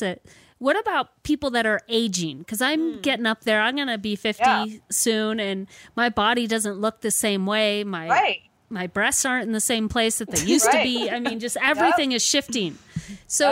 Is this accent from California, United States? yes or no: yes; California, United States; I grew up in California where it was like, you felt like you had to have a bathing suit body